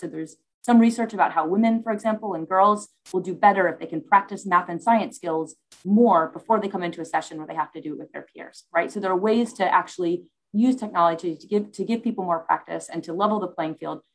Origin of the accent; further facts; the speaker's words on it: United States; moved away as an adult; now in United Kingdom; I was born in the US